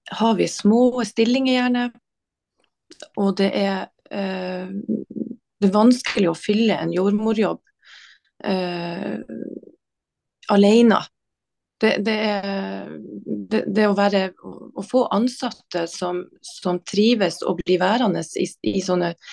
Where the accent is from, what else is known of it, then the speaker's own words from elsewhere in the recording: Harstad, Troms, Norway; Og jeg er fra Harstad, og jeg jobber i Harstad.